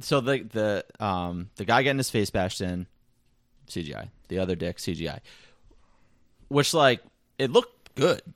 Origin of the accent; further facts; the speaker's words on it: United States; I'm American